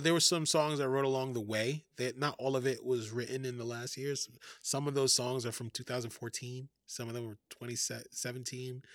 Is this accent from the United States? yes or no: yes; New York City, New York, United States; moved away as an adult; now in Oakland, United States; I grew up in Fort Greene projects